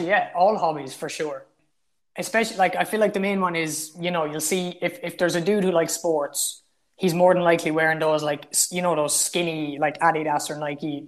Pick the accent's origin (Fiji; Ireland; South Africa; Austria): Ireland; I definitely identify with the Irishness. When I'm describing myself, I would say, I'm an Irishman. But the county doesn't bother me. The village doesn't bother me.